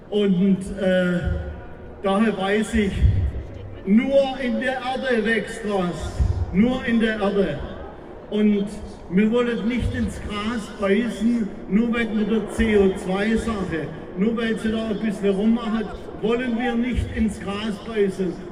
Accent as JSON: {"language": "German", "town": "Beutelsbach", "region": "Baden-Württemberg", "country": "Germany", "said": "Ich komme aus Beutelsbach."}